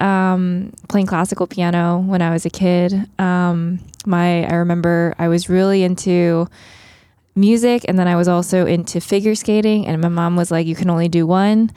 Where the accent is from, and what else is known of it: Long Island, New York, United States; born or raised there; also born or lived in Queens, New York / Philadelphia